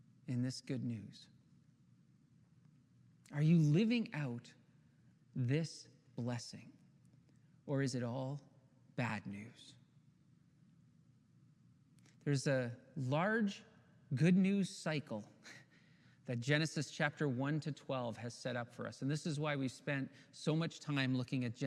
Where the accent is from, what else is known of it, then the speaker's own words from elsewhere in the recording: Ontario, Canada; we're from Ontario